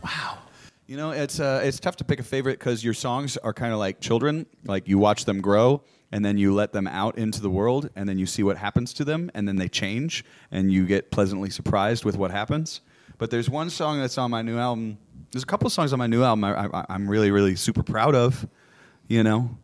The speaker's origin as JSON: {"language": "English", "region": "Ohio", "country": "United States", "tie": "born or raised there", "also_born_or_lived": "Michigan / Nashville", "moved": "yes", "lives_now": "Austin, United States", "said": "I was born in Ohio. I grew up in a, a little bit in Ohio and a little bit in Michigan"}